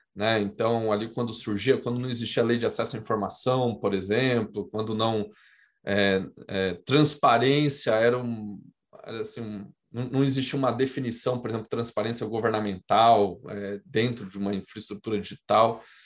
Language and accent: Portuguese; Campo Grande, Mato Grosso do Sul, Brazil; eu sou do Mato Grosso do Sul, em Campo Grande